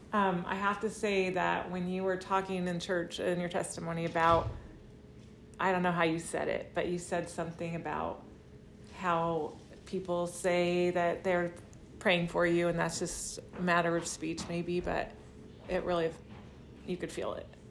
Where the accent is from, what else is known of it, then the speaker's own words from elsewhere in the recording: Vallejo, California, United States; I was born in Vallejo